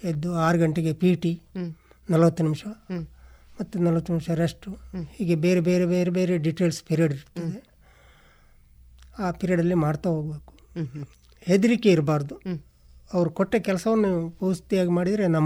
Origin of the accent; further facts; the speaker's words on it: Nidle village, Katla, Karnataka, India; moved away as an adult; ಊರು ನಿಡ್ಲೆ ಗ್ರಾಮ ಕಾಟ್ಲ ಎಂಬಲ್ಲಿ ನಾವು ವಾಸವಾಗಿದ್ದೆ ವಾಸವಾಗಿದ್ದೆ ಅದರಿಂದಾಗಿ ನಾನು ಬೆಂಗಳೂರಿಗೆ ಹೋದೆ